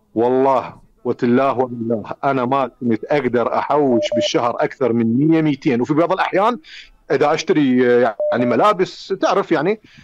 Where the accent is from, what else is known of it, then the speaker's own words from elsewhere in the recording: Iraq; also born or lived in Finland; أنا عراقي أنا عايش بالعراق